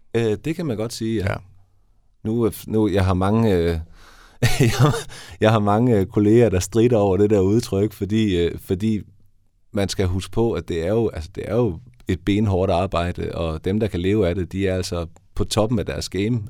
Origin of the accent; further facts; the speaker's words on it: Haderslev, Southern Denmark, Denmark; moved away as an adult; also born or lived in Vojens / Copenhagen; now in Esbjerg, Denmark; Jeg er oprindeligt fra Haderslev. Så jeg er gået ned i Vojens der og opvokset i Haderslev, men flyttet til Esbjerg